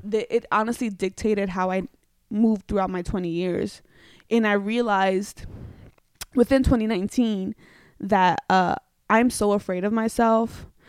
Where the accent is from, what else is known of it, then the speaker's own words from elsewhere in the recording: New York City, New York, United States; moved away as an adult; now in Los Angeles, United States; I'm from New York, so I'm a very hard Bronx edgy girl